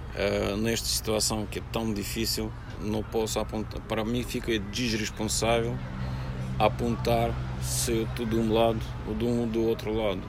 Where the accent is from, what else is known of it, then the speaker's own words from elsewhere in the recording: Russia; Portuguese is a second language; moved away as an adult; now in Portugal; eu sou russo, sim, eu sou russo